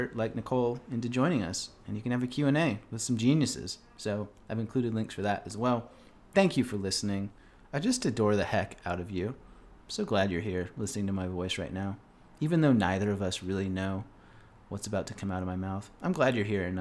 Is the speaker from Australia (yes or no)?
no; Canada